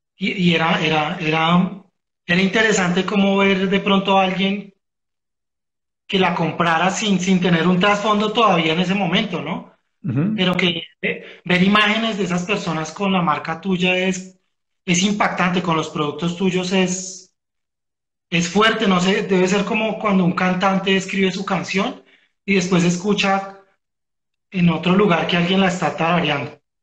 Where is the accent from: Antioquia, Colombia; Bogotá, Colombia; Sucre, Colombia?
Bogotá, Colombia; nosotros como bogotanos